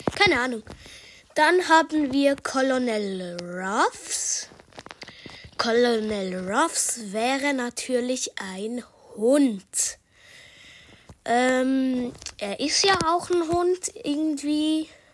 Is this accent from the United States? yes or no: no; Switzerland; accent: Swiss German; Ich spreche grad Schweizerdeutsch